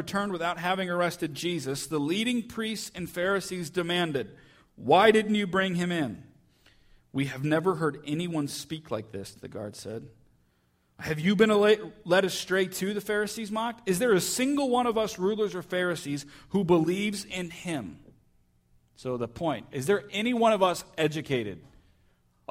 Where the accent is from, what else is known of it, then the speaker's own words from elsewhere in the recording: United States; we're from Jefferson County